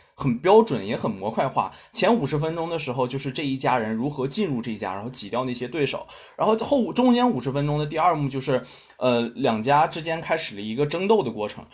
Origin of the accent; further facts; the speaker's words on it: China; 我们的，呃，中国